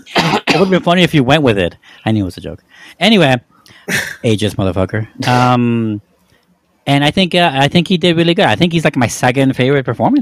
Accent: United States

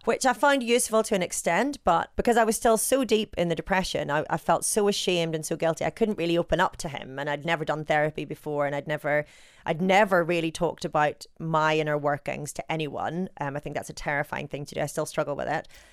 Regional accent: Northern Ireland, United Kingdom; accent: Northern Irish; I've got my Northern Irish accent

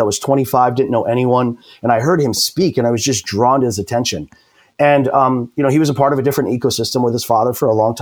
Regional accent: New York, United States; moved away as an adult; now in California, United States; I'm a transplant from New York, lived and born and raised 25 years, and decided to come out west to beautiful sunny California

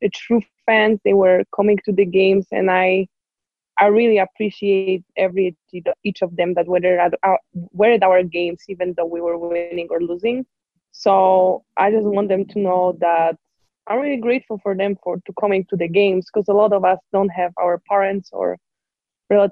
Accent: Poznań, Greater Poland, Poland; English is a second language; moved away as an adult; also born or lived in El Paso, Texas; now in Utah, United States; We have like a river in Poznań in my hometown

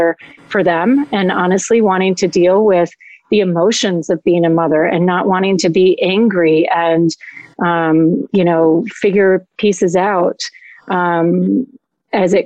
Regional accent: Madison, Wisconsin, United States; moved away as an adult; also born or lived in Colorado; now in Florida, United States; I grew up in Madison, Wisconsin. So I'm a Midwestern girl at heart

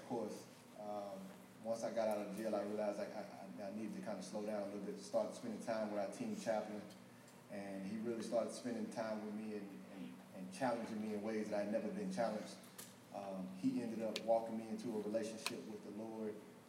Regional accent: Mississippi, United States; I was born in Mississippi

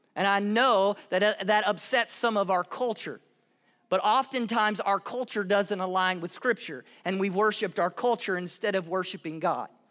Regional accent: the South, United States; I'm from the South in the U S

